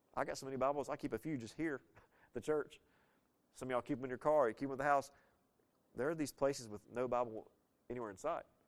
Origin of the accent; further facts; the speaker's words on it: the South, United States; I was leaving the South